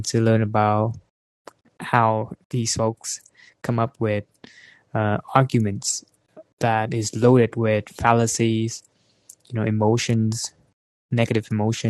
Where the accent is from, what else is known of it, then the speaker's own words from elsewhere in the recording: Vietnam; moved away; I'm from Vietnam